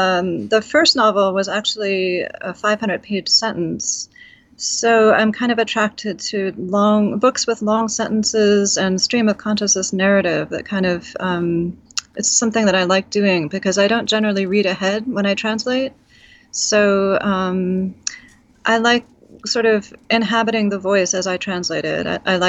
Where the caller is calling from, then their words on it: New York, United States; I live in the Hudson Valley, 2 hours north of New York City.